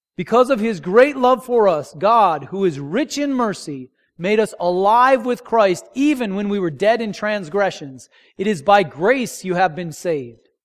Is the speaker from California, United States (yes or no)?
no; North Dakota, United States; moved away; I grew up in North Dakota and they don't salt the roads there